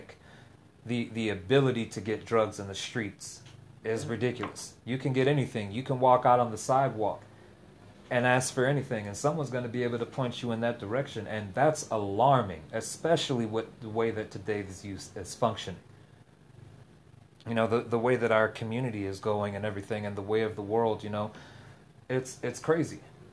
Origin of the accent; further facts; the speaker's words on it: Tangelo Park, Florida, United States; I grew up in Tangelo Park